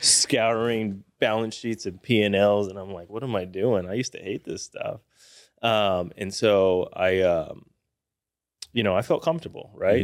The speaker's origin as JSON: {"language": "English", "town": "Austin", "region": "Texas", "country": "United States", "tie": "born or raised there", "said": "Grew up in Austin, Texas"}